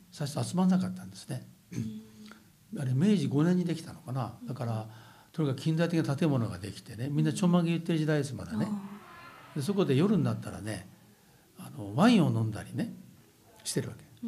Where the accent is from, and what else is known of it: Nakatsu, Oita, Japan; born or raised there; moved away